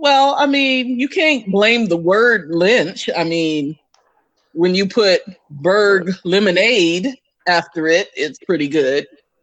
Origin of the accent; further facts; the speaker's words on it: Texas, United States; now in Detroit, United States; I live in the Detroit area. I am originally from Texas. I was not born in this country